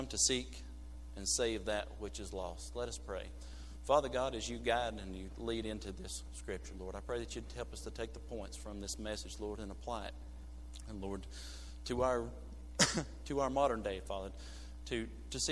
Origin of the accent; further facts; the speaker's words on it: United States; I'm from Burke County